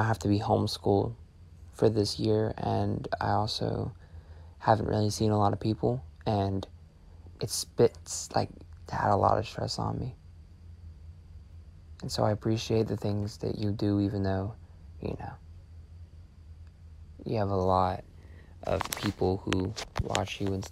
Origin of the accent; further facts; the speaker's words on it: Georgia, United States; I'm from Georgia. I'm 14